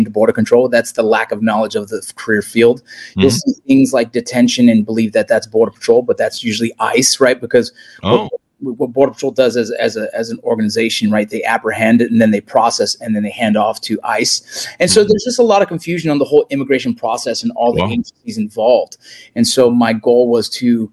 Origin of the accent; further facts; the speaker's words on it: Los Angeles, California, United States; I grew up in the Los Angeles area in the San Fernando Valley